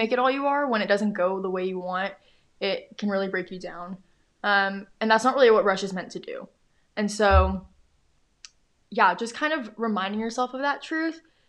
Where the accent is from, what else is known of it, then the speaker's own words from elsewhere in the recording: Houston, Texas, United States; I grew up in Houston